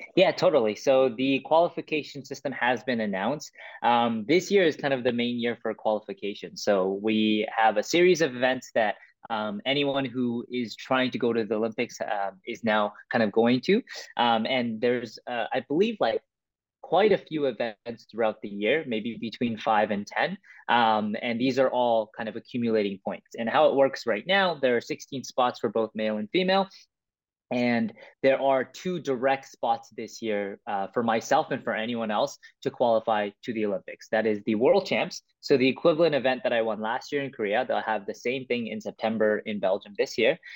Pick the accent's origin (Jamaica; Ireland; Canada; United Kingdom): Canada; Vancouver, British Columbia; also born or lived in Toronto; I was born in Toronto, but I was raised in Vancouver